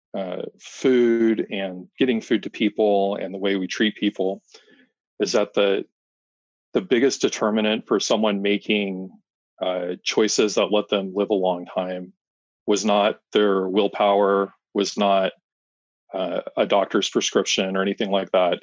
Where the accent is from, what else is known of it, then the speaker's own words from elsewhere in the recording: Arizona, United States; also born or lived in Fort Worth, Texas; I grew up here in Arizona